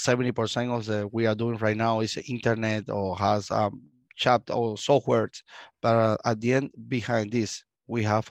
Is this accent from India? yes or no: no; Cuba; English is a second language; moved away as an adult; now in United States; I was born in Cuba. I stayed in Cuba until we have 25 years